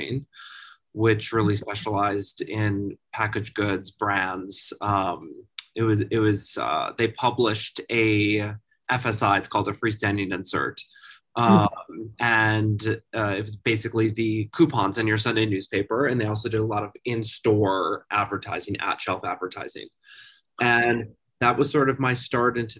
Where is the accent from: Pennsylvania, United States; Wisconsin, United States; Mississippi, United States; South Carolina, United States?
Wisconsin, United States; moved away as an adult; also born or lived in Minnesota; now in New York, United States; I've lived in New York for about 20 years. I'm in my 20th year. I'm originally from Wisconsin and went to university in Minnesota.